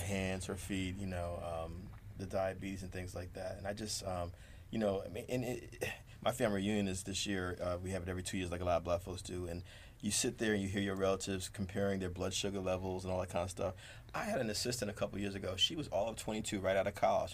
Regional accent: Jersey City, New Jersey, United States; grew up in Jersey City

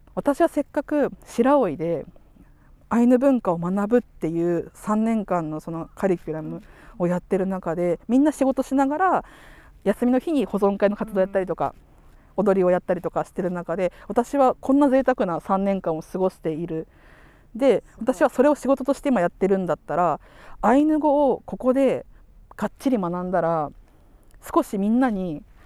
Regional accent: Sapporo, Hokkaido, Japan; ここの札幌で小学校中学校行くと

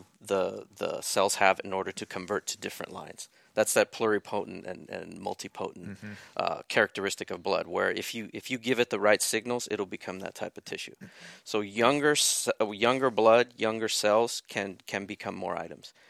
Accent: San Juan Capistrano, California, United States; also born or lived in Big Bear, California; I grew up in South Orange County. Yeah. Yeah, I was in San Juan Capistrano

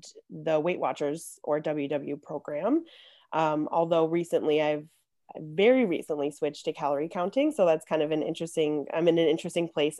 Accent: Chicago, Illinois, United States; I'm also born and raised in Chicago, just like Jodene

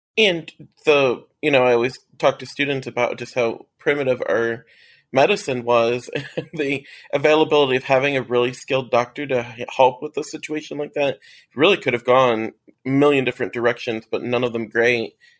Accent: Ohio, United States; now in Arizona, United States; I'm from Ohio originally

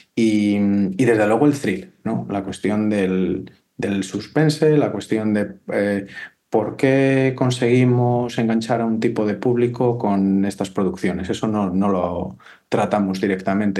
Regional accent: Valladolid, Castile and León, Spain; yo soy de Valladolid

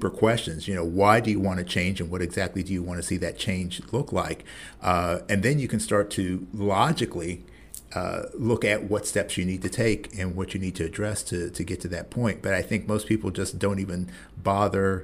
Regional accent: Columbus, Ohio, United States; my hometown of Columbus

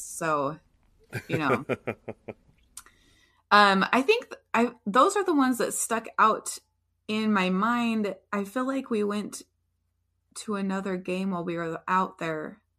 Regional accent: Manchester, North West England, United Kingdom; And then I moved from Manchester and I lived in Liverpool for a little while, and I loved Liverpool.

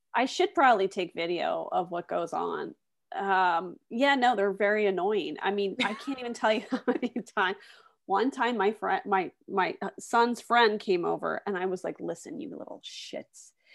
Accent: West Chester, Pennsylvania, United States; moved away; also born or lived in Hershey, Pennsylvania / Washington, D.C.; I'm originally from the s, suburbs of Philadelphia, a town called Westchester

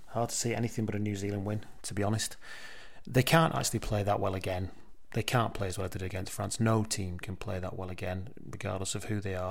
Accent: England, United Kingdom; I'm an English person

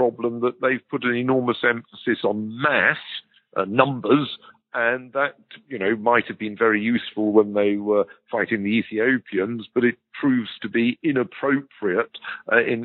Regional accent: United Kingdom; as a Brit

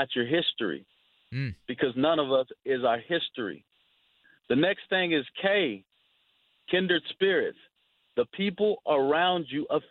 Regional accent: Odessa, Texas, United States; I was a young fella growing up in District 1

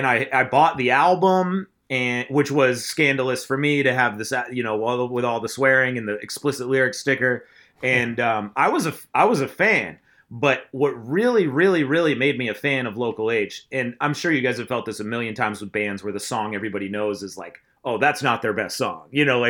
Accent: Wells, Maine, United States; I'm not from Portland, Maine, which you've heard of maybe. I'm from Wells, Maine

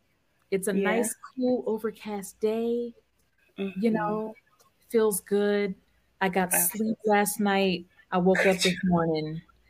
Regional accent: Southern California, United States; I'm from Southern California

